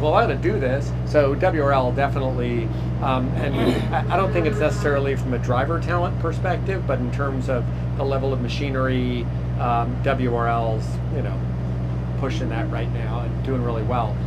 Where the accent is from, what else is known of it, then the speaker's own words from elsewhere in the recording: Middleburg, Virginia, United States; Northern Virginia, uh, a little town called Middleburg